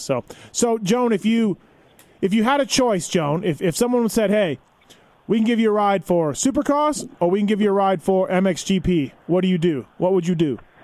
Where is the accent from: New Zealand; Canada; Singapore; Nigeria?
Canada; moved away as an adult; now in United States; I'm Canadian, so I'm not American.